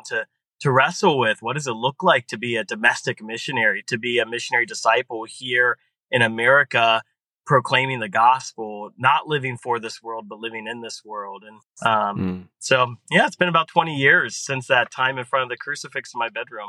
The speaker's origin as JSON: {"language": "English", "town": "Columbus", "region": "Ohio", "country": "United States", "tie": "born or raised there", "said": "I grew up in Columbus and grew up in an amazing Catholic family."}